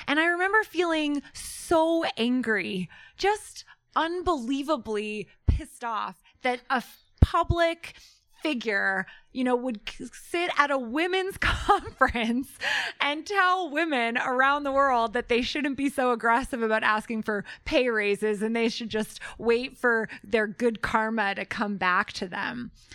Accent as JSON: {"language": "English", "country": "Canada", "also_born_or_lived": "Denver, Colorado", "said": "I'm Canadian"}